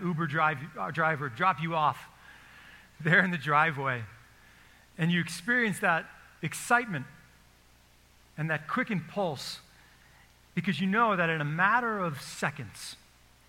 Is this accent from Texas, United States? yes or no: yes; Texas, United States; I'm from Texas